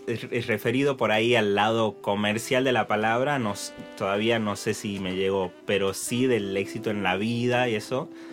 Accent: Tucumán, Argentina; cantaba en peñas y cantaba en bares ahí en Tucumán, en mi pueblo

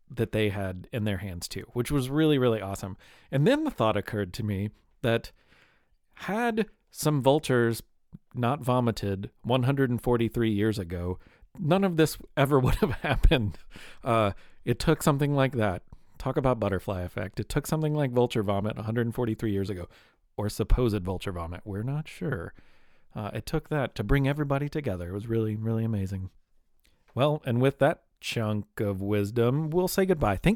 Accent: Louisville, Kentucky, United States; it's currently available now in my hometown of Louisville

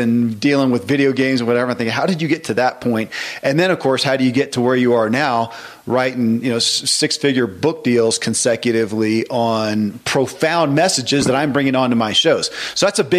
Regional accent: Kentucky, United States; born or raised there

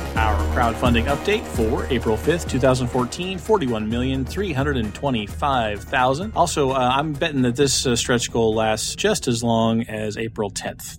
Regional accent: Wichita, Kansas, United States; the Cessna plant in my hometown, Wichita, Kansas

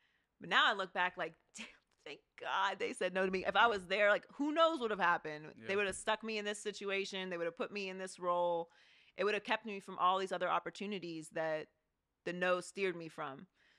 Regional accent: Pittsburgh, Pennsylvania, United States; So I feel like I skipped the Pittsburgh accent.

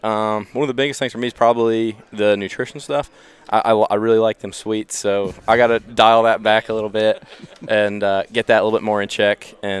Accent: Beckley, West Virginia, United States; I'm from Beckley, West Virginia.

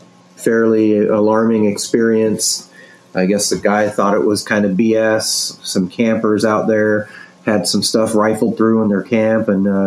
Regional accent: Arizona, United States; But the Mogollon Monster was the one I grew up hearing about in Arizona.

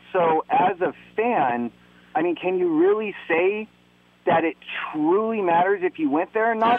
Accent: Oakland, California, United States; I'm from Oakland

